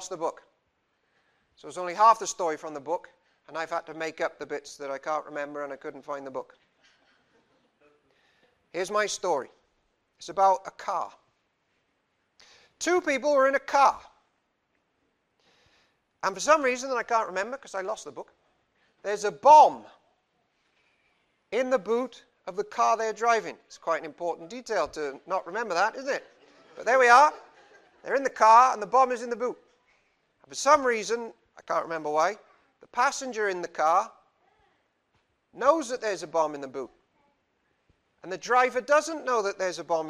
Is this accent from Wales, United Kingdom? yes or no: yes; Cardiff, Wales, United Kingdom; I'm from Cardiff, and in Cardiff there are many, many, many religions